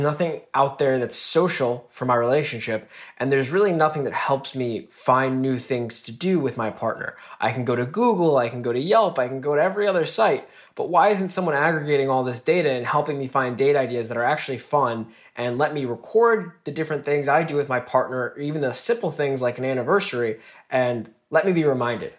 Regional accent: northern New Jersey, United States; Grew up in northern New Jersey

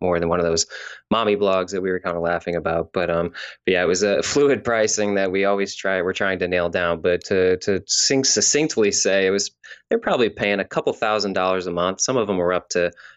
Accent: Missouri, United States; moved away; also born or lived in California; I'm from Missouri originally, then I moved to California

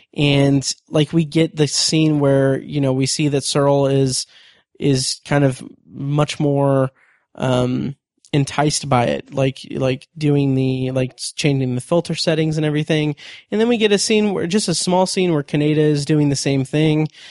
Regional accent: United States; I'm American

